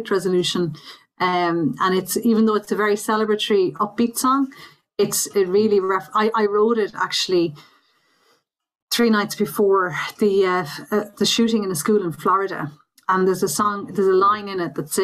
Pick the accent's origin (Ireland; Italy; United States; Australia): Ireland; Belmullet, Connacht; I was brought up in Belmullet, County Mayo